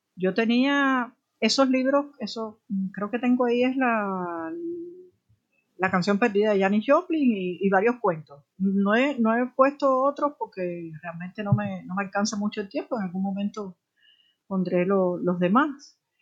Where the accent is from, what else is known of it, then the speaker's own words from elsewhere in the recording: Havana, Cuba; yo nací en la periferia de la mar